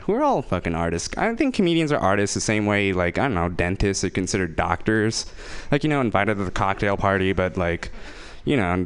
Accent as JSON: {"language": "English", "town": "Fremont", "region": "California", "country": "United States", "said": "I'm from Fremont"}